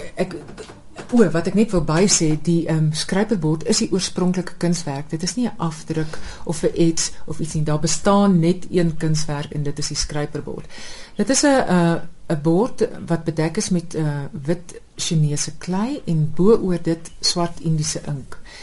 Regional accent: South Africa; now in Netherlands

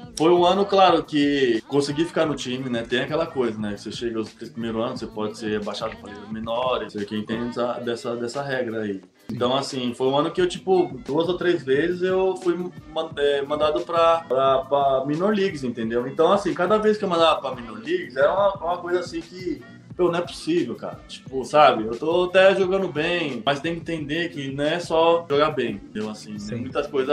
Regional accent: Brazil; Somos, somos brasileiros

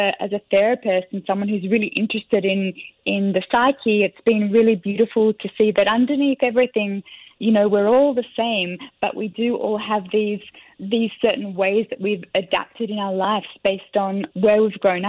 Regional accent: Sydney, New South Wales, Australia; moved away as an adult; now in Singapore; I'm from Australia, Sydney

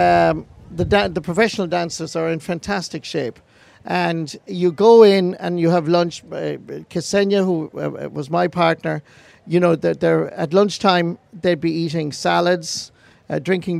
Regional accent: West Clare, Munster, Ireland; I'm from West Clare

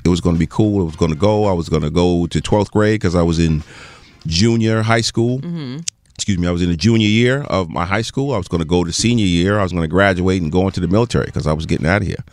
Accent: Teaneck, New Jersey, United States; also born or lived in New York; I was born in New York. Uh uh, uh, uh, medical center in New York, and I grew up in the Teaneck, Hackensack, Englewood area.

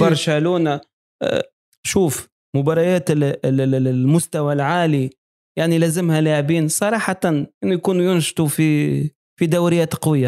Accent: Tunisia; accent: Tunisian; بلهجتنا ال- ال- ال- التونسية

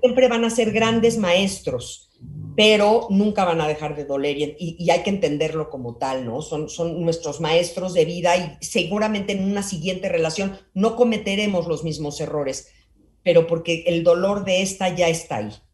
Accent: Mexico

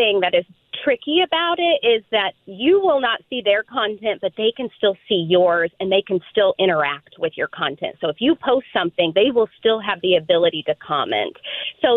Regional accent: Midwest, United States; also born or lived in Southern Kentucky / Indiana; I'm proudly from the Midwest

